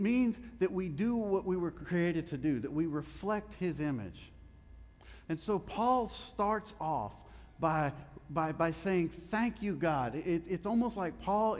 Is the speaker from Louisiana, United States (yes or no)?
yes; Louisiana, United States; I'm from Louisiana